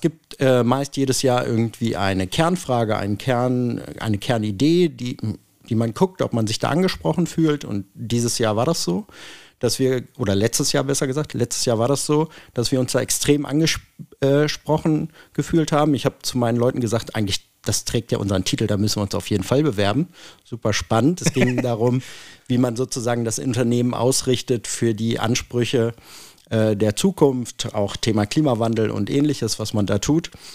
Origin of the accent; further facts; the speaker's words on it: Hanover, Lower Saxony, Germany; bin Hannoveraner